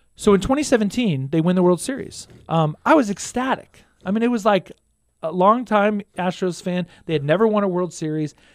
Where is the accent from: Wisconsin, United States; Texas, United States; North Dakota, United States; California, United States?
Texas, United States; Houston; now in Stillwater, United States; I grew up in Houston, Texas